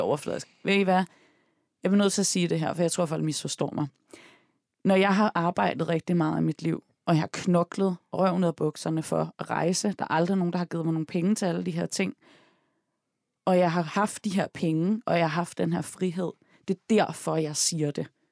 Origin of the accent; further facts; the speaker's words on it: Denmark; Jeg er, jeg født opvokset i Danmark. Mm. Jeg er opvokset i Rygparken og i Tænkbjerg